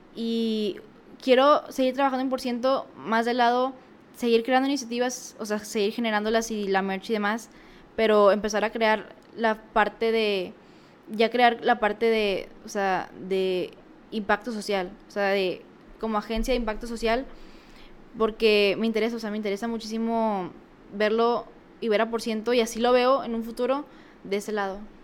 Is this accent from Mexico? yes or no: yes; Mexico; uno como mexicano